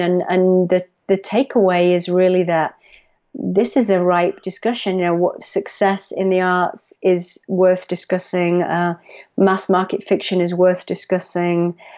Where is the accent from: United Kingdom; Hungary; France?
United Kingdom; England; moved away as an adult; also born or lived in United States; I moved back to England. I had been in the U S for ten years